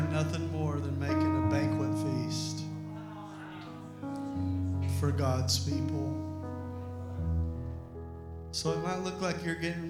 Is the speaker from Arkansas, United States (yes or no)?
yes; Arkansas, United States; I'm a hillbilly from Arkansas.